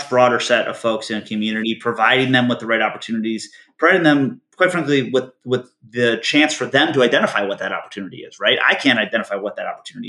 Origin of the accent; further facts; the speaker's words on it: Michigan, United States; moved away; I grew up in Michigan